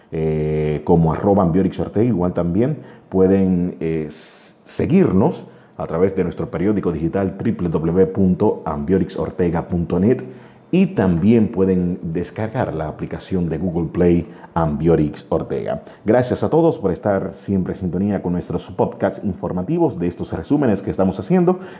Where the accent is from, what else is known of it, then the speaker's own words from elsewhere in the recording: Dominican Republic; Yo entiendo que ante todo somos dominicanos y quiero decirles a cada uno de ustedes de que mantengan la calma.